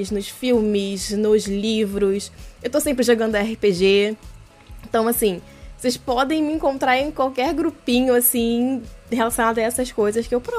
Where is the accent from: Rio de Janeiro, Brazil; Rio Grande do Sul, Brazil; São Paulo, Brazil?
Rio de Janeiro, Brazil; É, eu tenho 27 anos, sou do Rio de Janeiro, como a Ana bem falou antes da gravação. Só que eu não tenho sotaque.